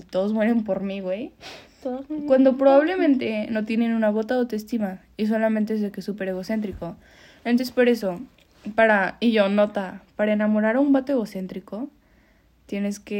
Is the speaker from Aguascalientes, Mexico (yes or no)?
yes; Aguascalientes, Mexico; cierto, somos de Aguascalientes. ah, somos de Aguascalientes, sí. Aquí en Aguascalientes